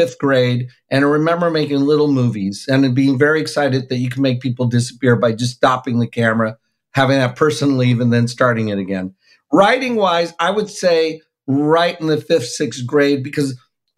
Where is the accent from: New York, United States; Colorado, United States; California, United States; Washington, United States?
California, United States; San Jose; also born or lived in San Francisco; I was born in San Francisco, then raised in San Jose